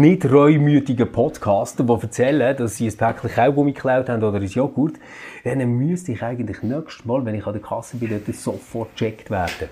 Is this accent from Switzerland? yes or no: yes; Switzerland; bei uns in der Schweiz